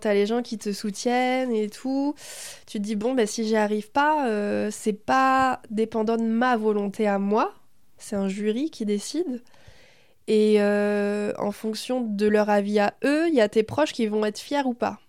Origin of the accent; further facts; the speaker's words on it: Berry, Centre-Val de Loire, France; also born or lived in Thailand; Je suis née en Thaïlande parce que ma mère est thaïlandaise. Mais je suis dans le Berry depuis que j'ai un an et demi. J'ai fait toute ma scolarité ici. Donc, euh, bah voilà, je suis berrichonne